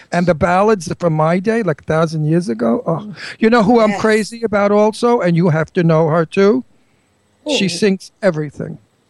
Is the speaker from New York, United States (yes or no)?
yes; New York City, New York, United States; also born or lived in Long Island; I was born and bred in Brooklyn, and I lived on Long Island.